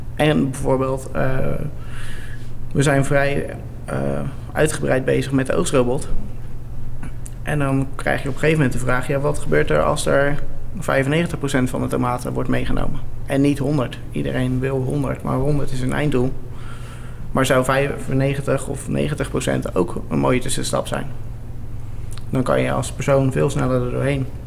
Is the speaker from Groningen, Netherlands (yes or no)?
no; Westland, South Holland, Netherlands; we komen uit het Westland